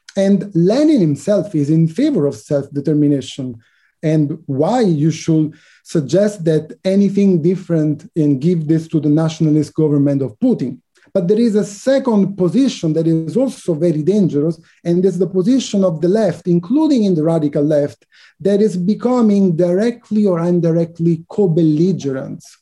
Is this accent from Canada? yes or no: no; Italy; I was born in Italy